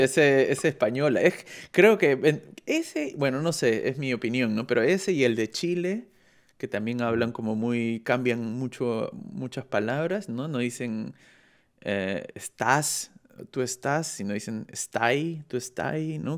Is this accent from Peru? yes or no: yes; Peru; now in Germany; yo, yo soy de Perú y vivo en, Alemania